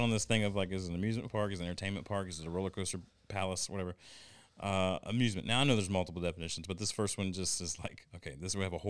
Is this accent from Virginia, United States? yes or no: yes; Prince George County, Virginia, United States; growing up in Prince George County, Virginia.